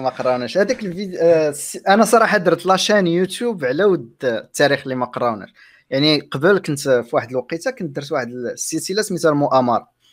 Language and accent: Arabic; Morocco; عندنا كمغاربه